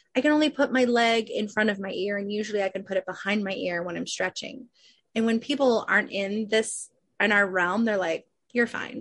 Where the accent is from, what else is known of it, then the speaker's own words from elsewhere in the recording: Chicago, Illinois, United States; moved away; also born or lived in Arizona; I grew up in Chicago.